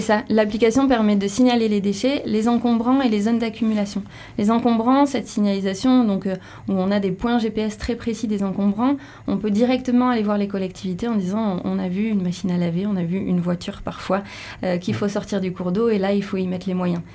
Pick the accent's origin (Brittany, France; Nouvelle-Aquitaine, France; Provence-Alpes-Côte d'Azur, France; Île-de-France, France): Nouvelle-Aquitaine, France; Béarn; moved away; Je viens du Béarn et les gaffes du Béarn, j'ai vécu dedans.